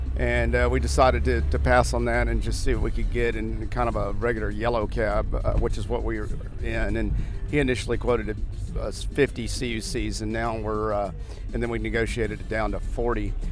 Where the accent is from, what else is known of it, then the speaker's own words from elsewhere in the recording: Houston, Texas, United States; We're from Houston, Texas